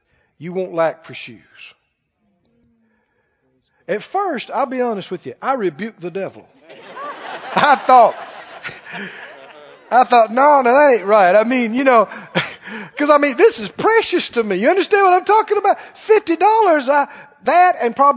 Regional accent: Mississippi, United States; moved away as an adult; I was from Mississippi in the country

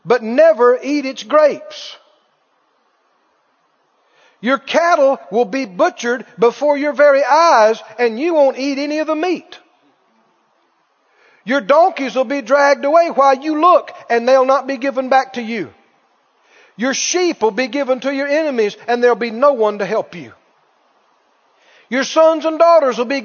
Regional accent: Mississippi, United States; my rural area where I grew up down in Mississippi

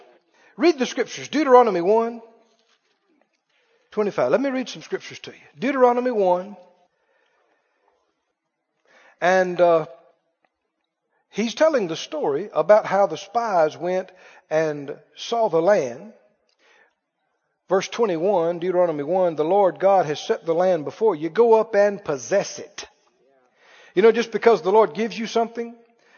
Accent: the South, United States; I grew up in the South

